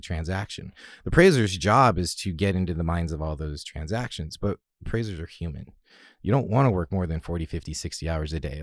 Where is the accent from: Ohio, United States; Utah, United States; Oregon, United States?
Oregon, United States; Salem; I grew up in Salem outside of Portland